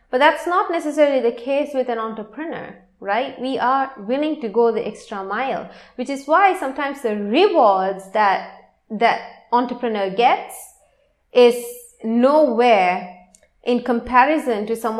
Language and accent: English; Sri Lanka; I am from Sri Lanka